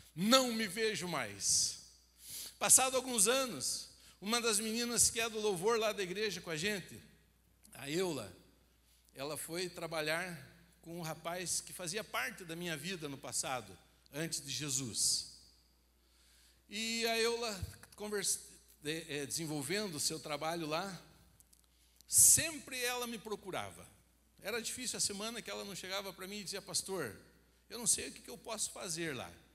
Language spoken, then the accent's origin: Portuguese; Rio Branco do Sul, Paraná, Brazil; na minha cidade, como eu falei, é uma cidade pequena